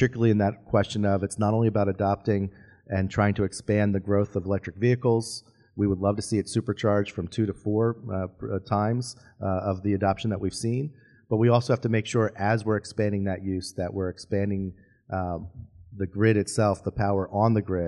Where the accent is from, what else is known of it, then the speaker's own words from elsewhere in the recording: Hamilton, New Jersey, United States; Hamilton, my hometown